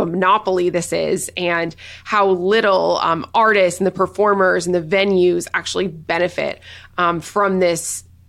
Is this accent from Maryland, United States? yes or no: no; Nashville, Tennessee, United States; I'm from Nashville.